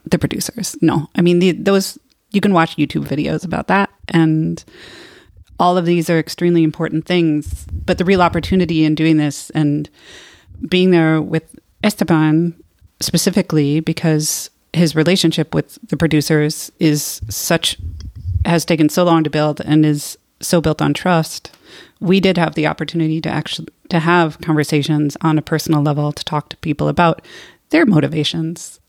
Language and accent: English; United States; moved away; also born or lived in California; I am from the United States.